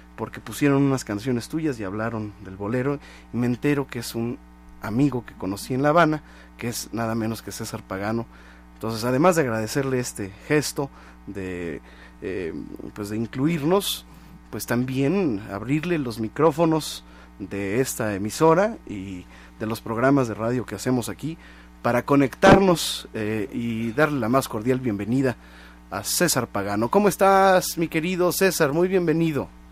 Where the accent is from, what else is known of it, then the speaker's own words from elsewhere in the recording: Mexico; como mexicanos